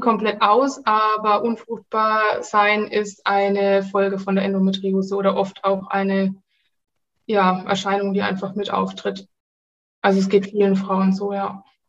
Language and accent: German; Nuremberg, Bavaria, Germany; ich komme aus Nürnberg